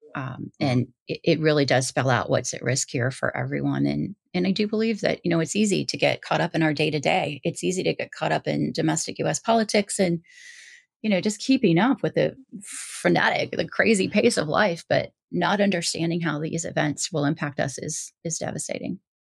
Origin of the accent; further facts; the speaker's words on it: Midwest, United States; I was raised in the Midwest